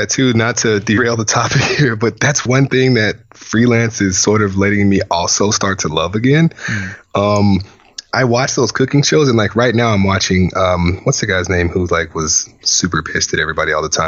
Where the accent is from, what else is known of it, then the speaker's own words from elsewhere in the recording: Louisiana, United States; moved away; I come from a whole family of chefs, like my granddad, I'm from Louisiana